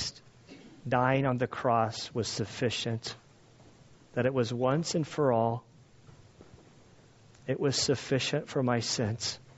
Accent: United States; I as an American

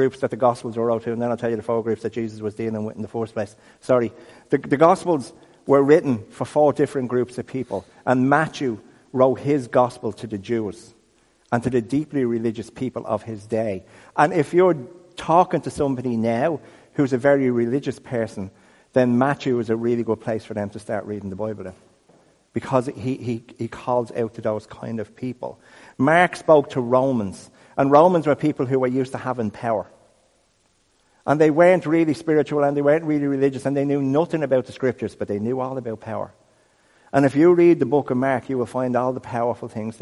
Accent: Dublin, Leinster, Ireland; We're from Ireland. I'm from Crumlin.

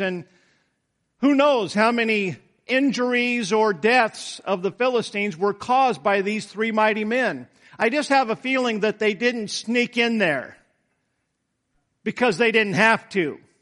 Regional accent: United States; I'm an American

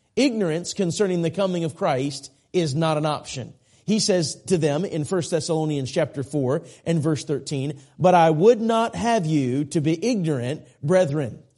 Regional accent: Minneapolis, Minnesota, United States; I grew up in the Minneapolis area.

